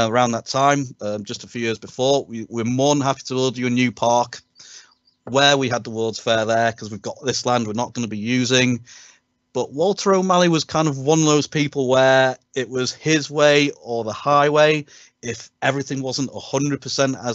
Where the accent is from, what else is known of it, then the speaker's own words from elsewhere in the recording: United Kingdom; us as British sports fans